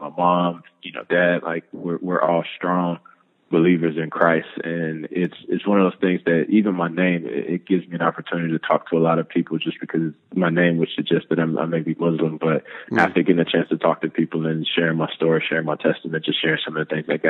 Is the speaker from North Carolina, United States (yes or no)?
yes; North Carolina, United States; moved away as an adult; I'm from North Carolina, and North Carolina is a big basketball state